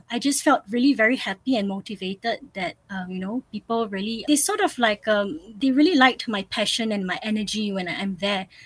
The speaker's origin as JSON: {"language": "English", "country": "Singapore", "tie": "born or raised there", "said": "I grew up in Singapore, but ever since I was a little kid, I lived in multiple cities"}